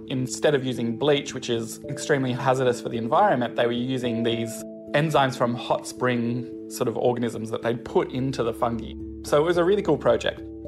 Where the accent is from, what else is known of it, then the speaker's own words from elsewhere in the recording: Newcastle, New South Wales, Australia; I grew up in Newcastle